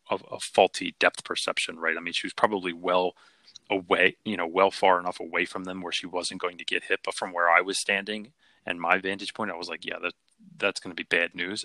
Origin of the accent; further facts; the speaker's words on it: Philadelphia, Pennsylvania, United States; I grew up in Philly